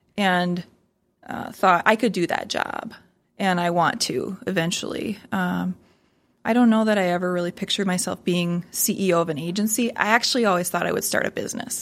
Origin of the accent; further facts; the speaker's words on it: Sioux Falls, South Dakota, United States; I'm a hometown girl. So I grew up in Sioux Falls, and I love to say that it's my hometown